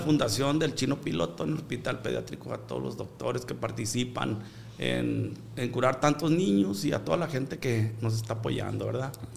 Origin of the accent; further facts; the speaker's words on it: Culiacán, Sinaloa, Mexico; Pues soy de un ranchito pago Culiacán, pero ahora soy de Culiacán porque Culiacán llegó hasta este rancho